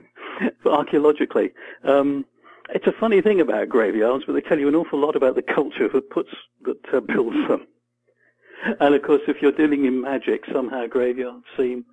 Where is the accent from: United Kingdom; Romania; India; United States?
United Kingdom; England